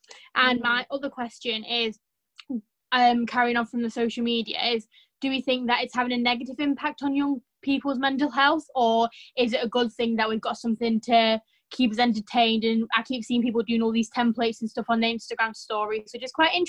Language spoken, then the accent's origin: English; Preston, North West England, United Kingdom; So I'm from Preston. In Northwest.